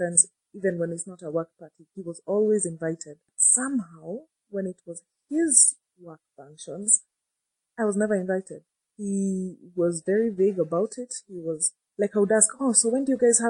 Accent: Nairobi, Kenya; I'm from Nairobi, Kenya

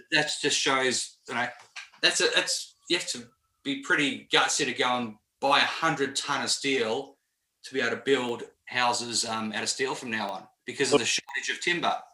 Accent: Melbourne, Victoria, Australia; moved away; I'm from Melbourne, so I love Melbourne

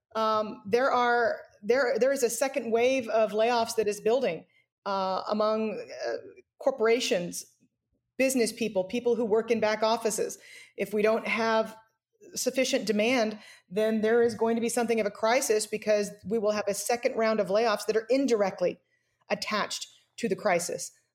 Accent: United States; as an American

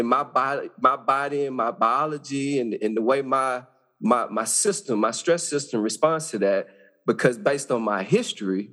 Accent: Arkansas, United States; I grew up in Arkansas, small town

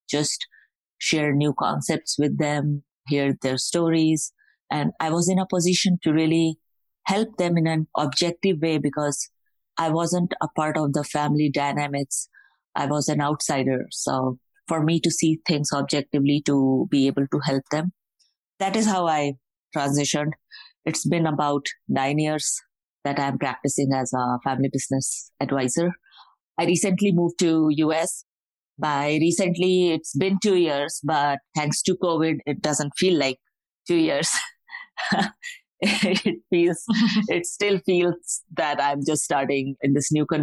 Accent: India; I was born and brought up in India

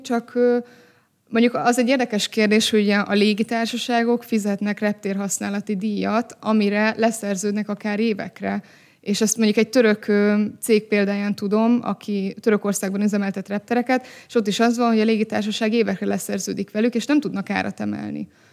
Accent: Hungary; magyar emberként beszélünk

